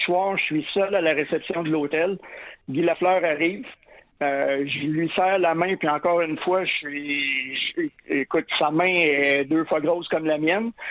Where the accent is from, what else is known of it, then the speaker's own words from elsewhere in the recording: Trois-Rivières, Quebec, Canada; j'ai grandi à Trois-Rivières-Ouest